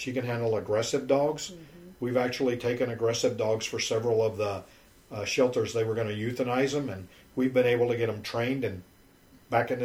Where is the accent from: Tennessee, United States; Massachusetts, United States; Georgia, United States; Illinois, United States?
Tennessee, United States; Memphis; moved away as an adult; also born or lived in California; now in Houston, United States; I was raised in Memphis, Tennessee.